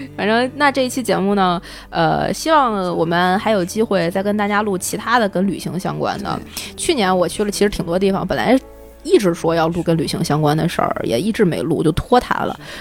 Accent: Tianjin, China; also born or lived in Shanghai (ancestral home); now in Beijing, China; 好长时间没，没逛这个天津这个城市，我都已经不认识我的家乡了

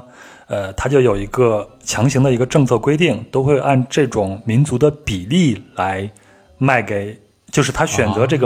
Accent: Henan, China; accent: Henan dialect; 你像我去讲河南话

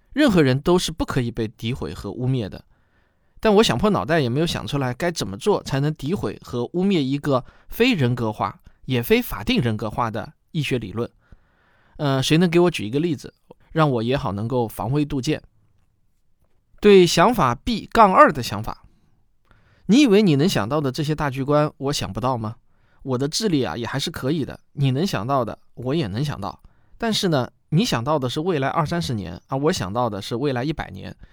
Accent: China; 我们中国人对于航天科技还是充满了热情

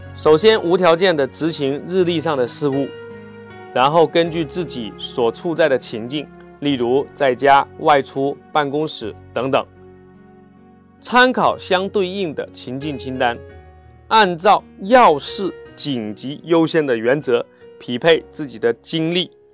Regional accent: China; 我们中国人

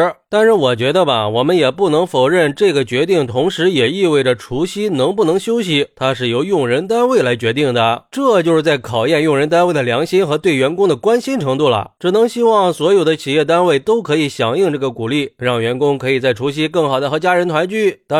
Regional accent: China; 毕竟春节对我们中国人来说，那是最重要的一个传统节日了

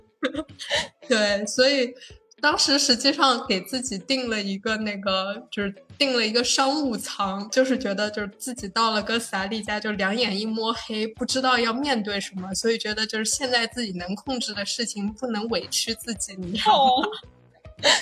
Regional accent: Shanghai, China; 城市土生土长的上海靓仔

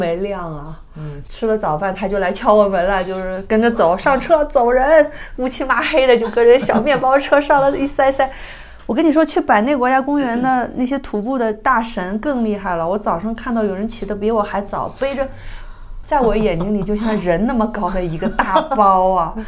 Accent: China; 我是个中国人

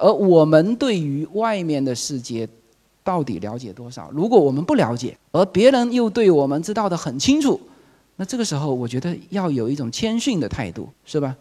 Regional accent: Fuzhou, Fujian, China; moved away as an adult; now in Los Angeles, United States; 我来自福州的一个 small city

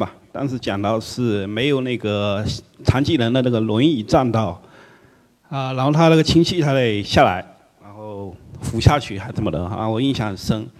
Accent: Fuzhou, Fujian, China; 呃，我福州人，呃。

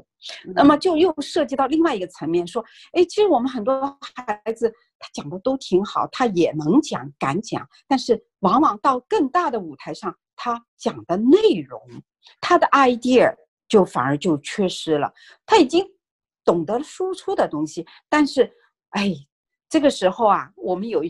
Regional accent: China; now in North America; 因为我们是从中国移民过来的家庭，然后我们的孩子也是从中国的学校啊转到这边来。

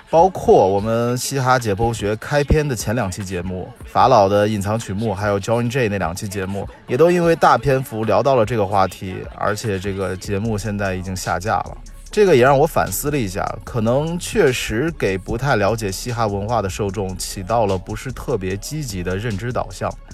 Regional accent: China; 我们中国人

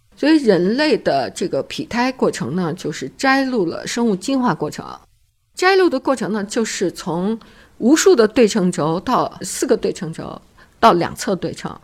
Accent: China; 那我们中国人的创新是根本的创新

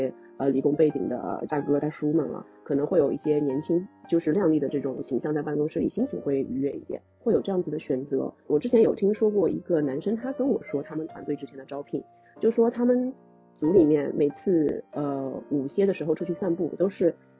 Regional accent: China; 我中国人的审美还是这种温婉甜美的这种，可能会比较受欢迎。

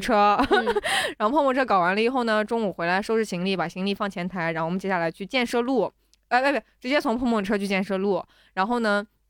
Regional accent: Shaanxi, China; moved away; 我是从一个某朝古都回来的人，对吧？就我，我们那边的陕西历史博物馆

